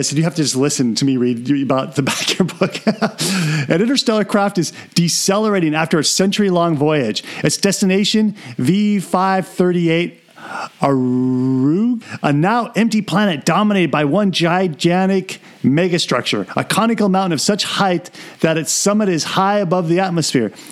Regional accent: England, United Kingdom; I'm an artist, but I'm also English.

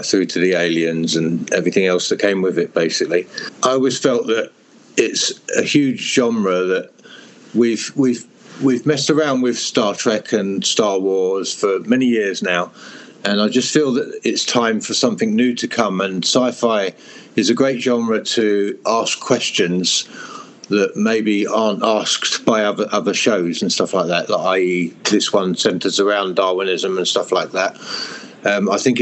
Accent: Hertfordshire, East of England, United Kingdom; also born or lived in Europe

